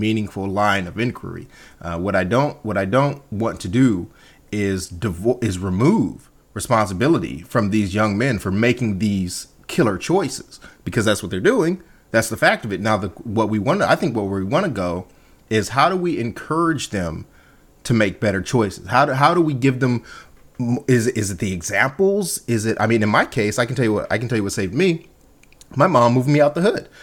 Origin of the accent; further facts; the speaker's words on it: Compton, California, United States; I grew up in Compton.